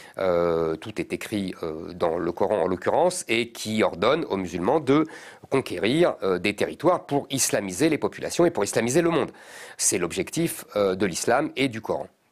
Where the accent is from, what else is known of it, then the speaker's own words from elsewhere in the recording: Drancy, Île-de-France, France; also born or lived in Montreuil / Paris; j'ai grandi dans la banlieue parisienne. Euh, j'ai grandi à Drancy.